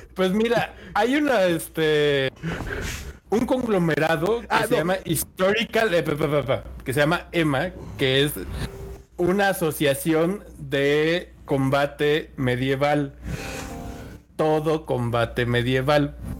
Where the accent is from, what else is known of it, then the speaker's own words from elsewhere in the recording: Mexico; yo también soy mexicano